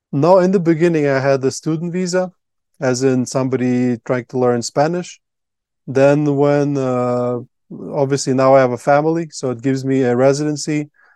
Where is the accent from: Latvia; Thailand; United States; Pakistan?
Latvia; English is a second language; moved away as an adult; now in Colombia; I grew up in Latvia